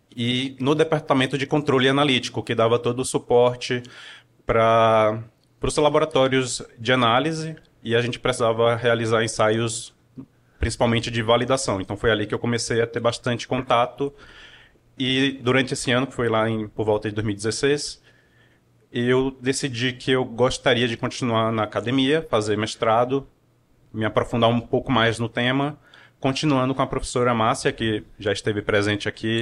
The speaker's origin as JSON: {"language": "Portuguese", "region": "Piauí", "country": "Brazil", "tie": "born or raised there", "also_born_or_lived": "Teresina, Piauí", "moved": "as an adult", "lives_now": "Campinas, Brazil", "said": "sou nascido em Teresina, no Piauí. Passei minha infância no interior do Piauí"}